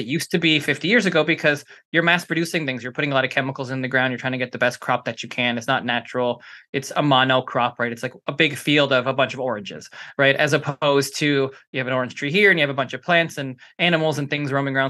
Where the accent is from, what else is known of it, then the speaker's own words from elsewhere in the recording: Canada; now in Los Angeles, United States; I'm Canadian, so, you know, I used to coach hockey